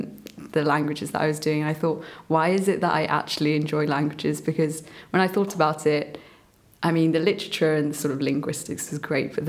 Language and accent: English; England, United Kingdom; also born or lived in Myanmar; Yeah, so I guess starting from the beginning as well, I was born in Burma, and I grew up with my grandparents for the first few years there. My parents started their life here in England, and I moved over when I was quite young. I was like 3.